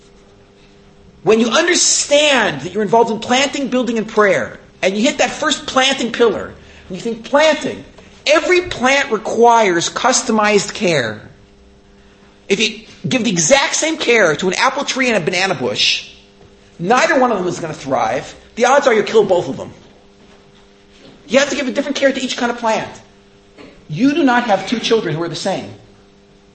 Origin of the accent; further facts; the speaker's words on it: United States; moved away; growing up in America